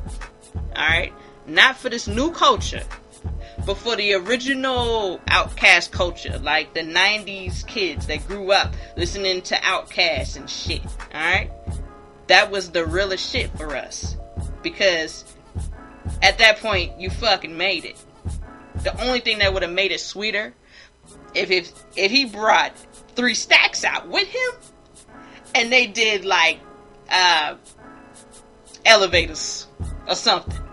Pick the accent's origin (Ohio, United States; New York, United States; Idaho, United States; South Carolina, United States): South Carolina, United States; Hilton Head; Savannah is 30 minutes away from my hometown, Hilton Head, South Carolina.